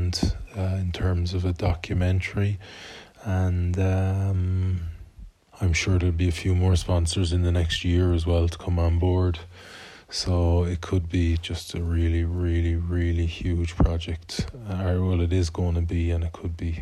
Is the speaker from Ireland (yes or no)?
yes; Galway, Connacht, Ireland; my hometown, Galway